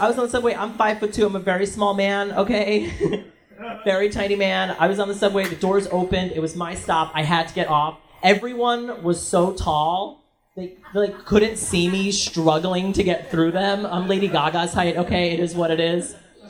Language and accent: English; New York, United States; But growing up in New York, and New Yorkers, even if you've been here for a long time, we have such a bad reputation for being assholes.